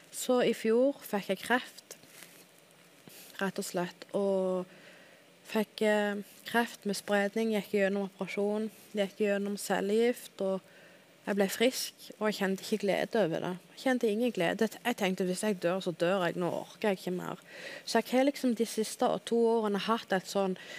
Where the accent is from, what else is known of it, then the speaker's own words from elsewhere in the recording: Hauge i Dalane, Rogaland, Norway; also born or lived in Stavanger; Jeg òg er født og oppvokst på Haua, da. Samme plass som Tom.